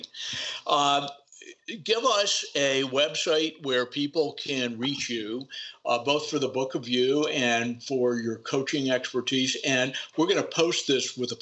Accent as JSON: {"language": "English", "country": "United States", "tie": "born or raised there", "said": "I was born to parents in the United States who cared."}